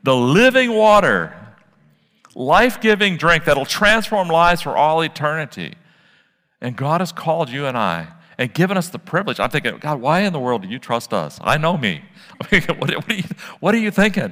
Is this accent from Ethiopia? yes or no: no; Midwest, United States; I grew up in the Midwest.